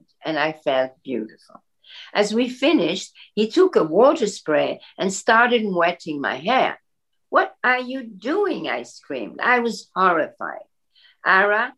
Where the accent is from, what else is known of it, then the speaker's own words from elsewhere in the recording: Belgium; moved away; I grew up in Belgium where everybody has blonde hair with bangs